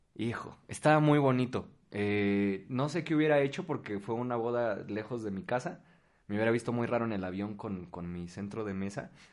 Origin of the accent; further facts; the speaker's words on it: State of Mexico, Mexico; los dos somos del Estado de México